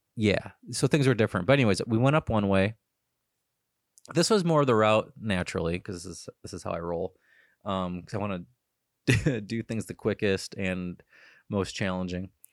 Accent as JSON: {"language": "English", "town": "Cleveland", "region": "Ohio", "country": "United States", "said": "I'm from Cleveland, Ohio"}